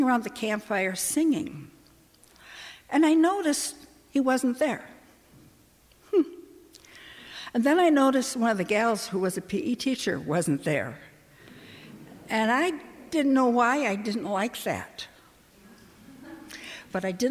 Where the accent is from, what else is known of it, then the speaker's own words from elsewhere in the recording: Minneapolis, Minnesota, United States; moved away as an adult; I grew up in Minneapolis